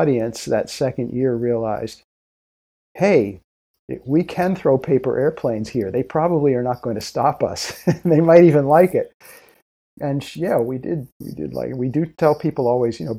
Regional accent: United States; accent: American; I'm American, so I apologize for my American accent.

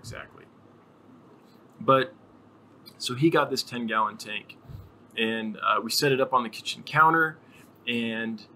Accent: Sierra Nevada foothills, Northern California, United States; I grew up in Northern California in the foothills of the Sierra Nevada Mountains

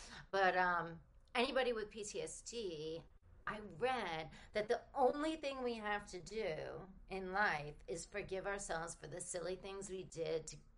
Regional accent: Rhode Island, United States; also born or lived in New Jersey / Connecticut / Philadelphia / New York City; now in Los Angeles, United States; I was born technically in New Jersey, right outside of New York, and then I went to Connecticut, grew up in Rhode Island, then moved to Philadelphia, New York City, and now here.

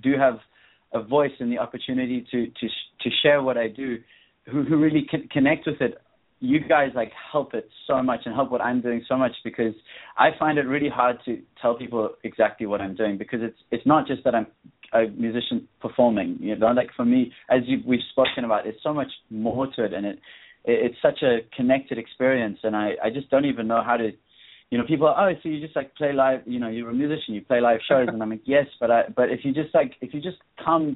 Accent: South Africa; moved away; I'm from South Africa, but I'm actually I'm nomadic at the moment.

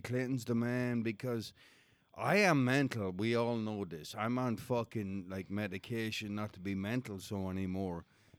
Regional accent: Mullingar, Leinster, Ireland; moved away as an adult; now in United States

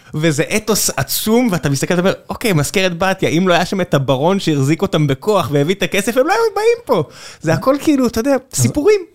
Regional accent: Beersheba, Southern District, Israel; גדלתי בבאר שבע

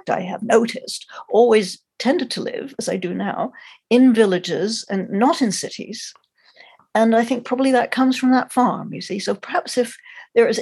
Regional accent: Montreal, Quebec, Canada; also born or lived in London; I was born in London, the end of the war. I'm the same age as he was. And then when I was about four and a half, my parents emigrated to Canada. So I grew up in Montreal

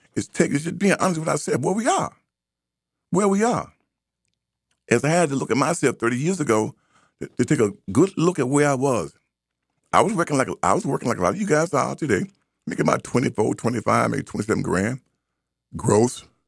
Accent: United States; I am an American, and I claim that. That's my birthright.

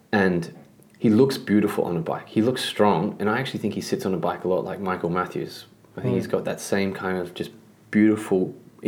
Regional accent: Australia; as an Australian

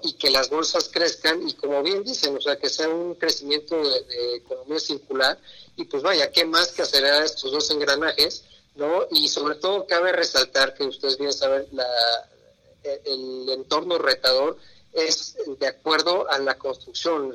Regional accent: Mexico; como mexicanos

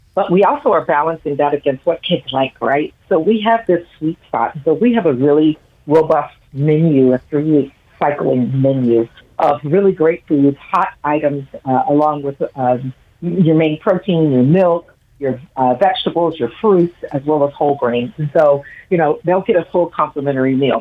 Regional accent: Toledo, Ohio, United States; also born or lived in Columbus, Ohio; I grew up in Toledo

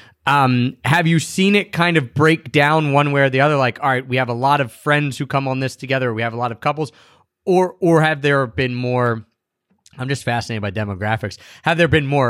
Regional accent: Philadelphia, Pennsylvania, United States; my hometown of Philadelphia

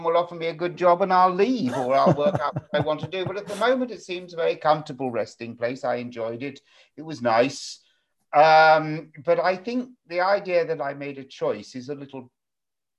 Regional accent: England, United Kingdom; I grew up in England

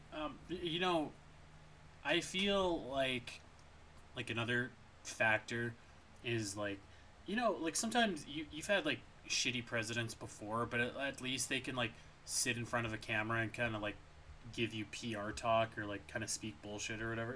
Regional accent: Canada; as a Canadian

